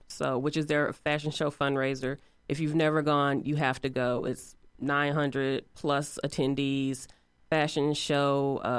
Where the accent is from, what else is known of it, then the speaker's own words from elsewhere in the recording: East Chicago, Indiana, United States; now in Indianapolis, United States; I am originally from Northwest Indiana, East Chicago to be exact. And I have been in Indianapolis for about the past 20 years.